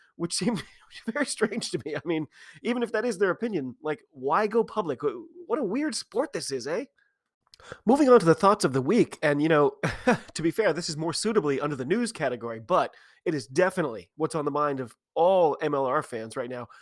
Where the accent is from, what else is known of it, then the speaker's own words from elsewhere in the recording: United States; I'm an American rugby fan